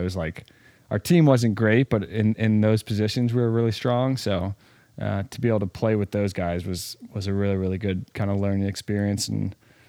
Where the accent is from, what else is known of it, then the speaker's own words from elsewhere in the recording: the South, United States; Just growing up in the South and then going to school at Wake Forest, 10 minutes down the road.